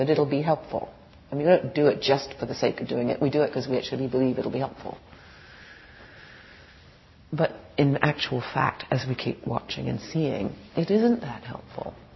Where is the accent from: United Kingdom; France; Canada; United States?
United Kingdom; England; moved away; I was born in England